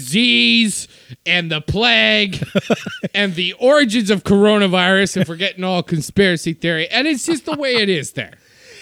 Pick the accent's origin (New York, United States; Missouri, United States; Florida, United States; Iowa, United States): Iowa, United States; now in California, United States; I'm from Iowa and in California.